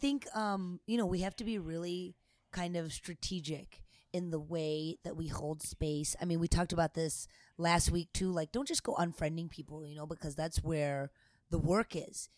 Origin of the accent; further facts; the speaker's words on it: United States; I'm American